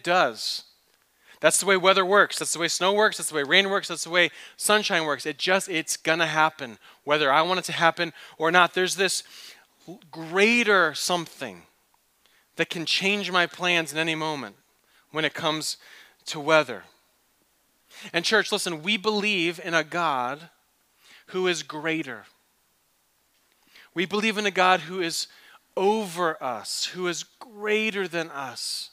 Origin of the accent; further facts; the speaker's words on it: East Coast, United States; also born or lived in Michigan; now in Phoenix, United States; I grew up on the East Coast.